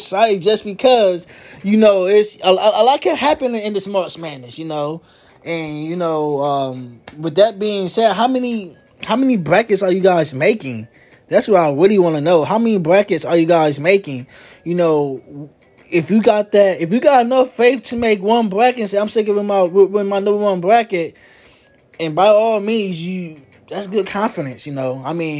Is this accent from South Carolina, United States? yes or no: no; Milwaukee, Wisconsin, United States; I am from Milwaukee, Wisconsin, if you don't know. From Milwaukee, Wisconsin.